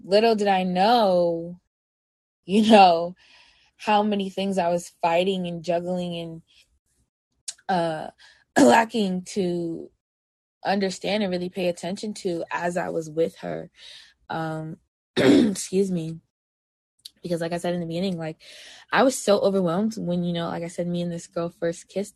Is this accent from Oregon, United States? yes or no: no; New York, United States; moved away as an adult; now in Oakland, United States; I'm actually originally from New York, and I moved out here to Oakland, California not too long ago